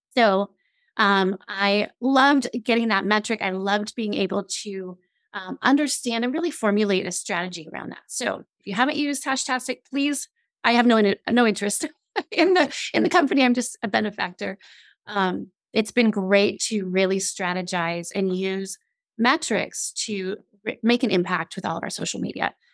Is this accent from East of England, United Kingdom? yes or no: no; Scotland, United Kingdom; now I'm I'm Scottish